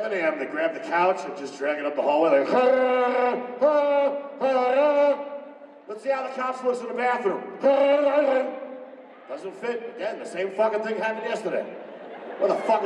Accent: New York, United States; now in California, United States; I'm from New York. I live in California, only 4 hours away

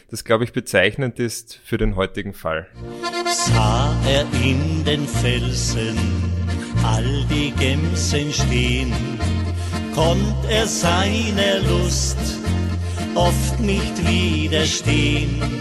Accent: Graz, Styria, Austria; als Grazer, als Stadtmensch kennen wir da überhaupt nicht aus.

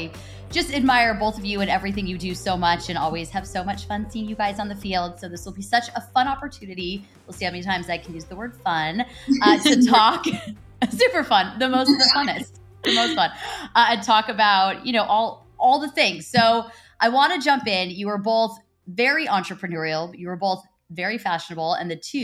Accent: California, United States; I'm from California.

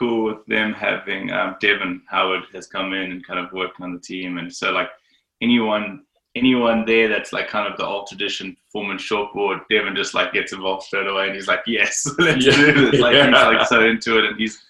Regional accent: South Africa; growing up in Zabrica, we were kind of taught to surf a certain way.

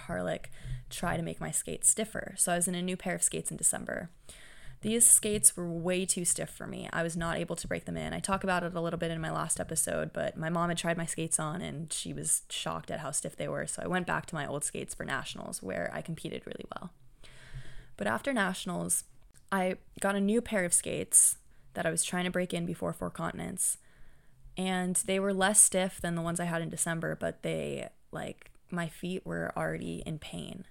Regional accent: Santa Clara, California, United States; Santa Clara University, which is my hometown

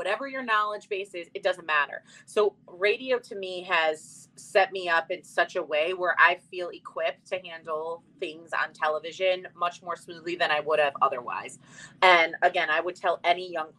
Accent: Chicago, Illinois, United States; moved away as an adult; now in Connecticut, United States; I was younger, I grew up in Chicago

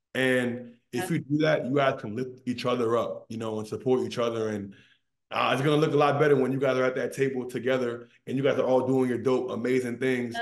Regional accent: Maryland, United States; I'm an East Coast guy. I'm from Maryland.

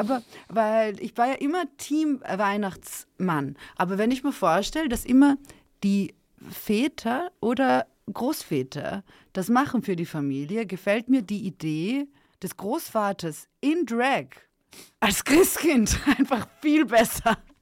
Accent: Serbia; moved away; Sag ich, aus Serbien.

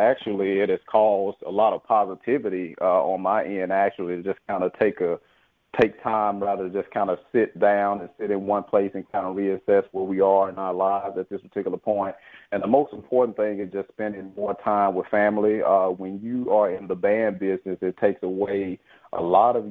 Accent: Jackson, Mississippi, United States; I actually graduated from Lanier High School, so I am from Jackson, Mississippi

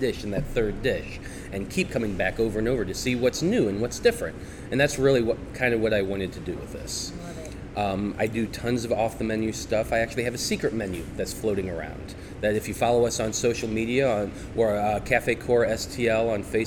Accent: St. Louis, Missouri, United States; I was born in St. Louis, raised in St. Louis.

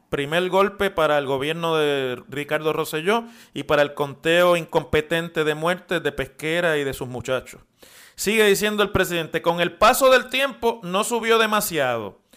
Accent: Puerto Rico; la dignidad de los puertorriqueños y la respuesta con la que se nos trató como ciudadanos

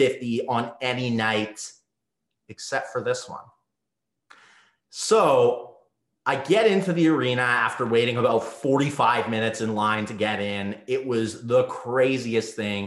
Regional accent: Winnipeg, Manitoba, Canada; moved away as an adult; now in Los Angeles, United States; I flew from my hometown of Winnipeg, Manitoba, Canada

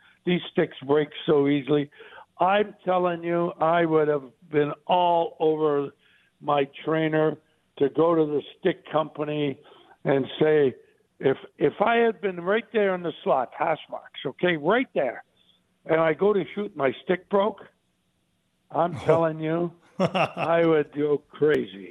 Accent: Sault Ste. Marie, Ontario, Canada; I grew up with him in the Sioux

